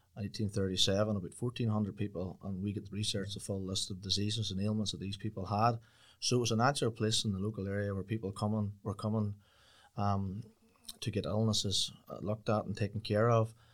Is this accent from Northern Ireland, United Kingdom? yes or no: yes; Swatragh, Northern Ireland, United Kingdom; born and bred in the village, and, uh, just, uh, lived just on site at the pub there